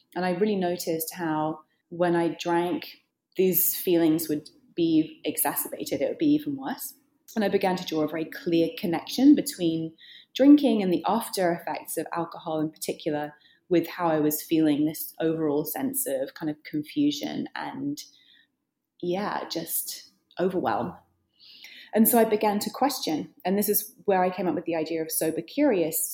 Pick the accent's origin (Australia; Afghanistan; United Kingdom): United Kingdom; now in New York, United States; I'm British. I live in New York.